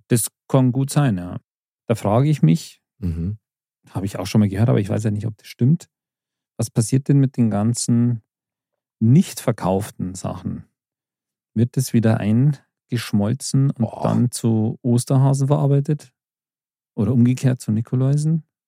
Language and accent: German; Bavaria, Germany; wir in Bayern